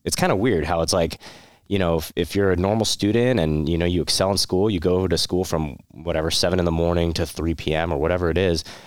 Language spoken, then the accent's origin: English; Santa Clarita, California, United States; also born or lived in Monterey Park; the longest period of my life was more, uh, Santa Clarita, uh, it's, uh, northern L A County.